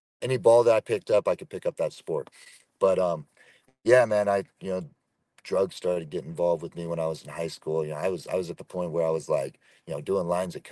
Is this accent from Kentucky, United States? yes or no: no; Chico, California, United States; moved away as an adult; I was born and raised in California, Northern California, a place called Chico, small town just north of Sacramento up there